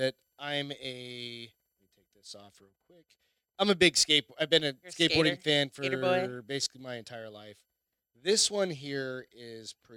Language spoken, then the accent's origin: English; Phoenix, Arizona, United States; We're from Phoenix